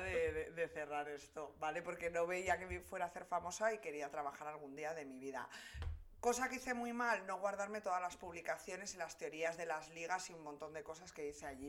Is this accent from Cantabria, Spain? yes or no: yes; Santander, Cantabria, Spain; also born or lived in Polientes, Valderredible; soy de Santander, trabajo en publicidad